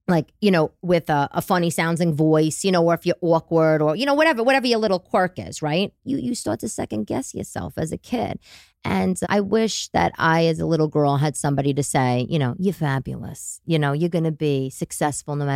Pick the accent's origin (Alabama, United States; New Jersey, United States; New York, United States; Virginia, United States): New York, United States; Staten Island; from when I was a little girl growing up in Staten Island to like drama with my father, my parents' divorce, that sort of thing.